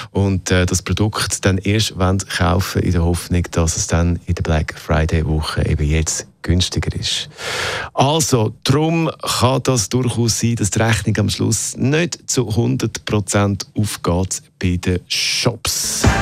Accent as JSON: {"language": "German", "country": "Switzerland", "said": "bei uns in der Schweiz"}